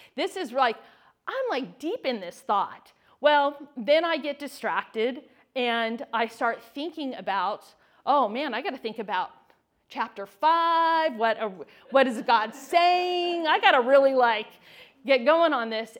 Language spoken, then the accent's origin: English; California, United States; moved away; I was born and raised in California